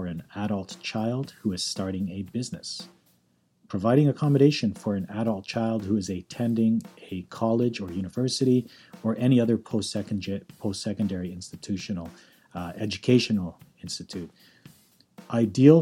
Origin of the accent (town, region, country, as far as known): Calgary, Alberta, Canada; born or raised there; moved away as an adult; now in North Vancouver, Canada